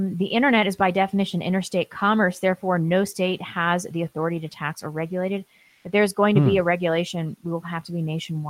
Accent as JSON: {"language": "English", "region": "Midwest", "country": "United States", "said": "Not going to lie, as a Midwesterner, I kind of like to see both of these degenerates thrown off a tall building."}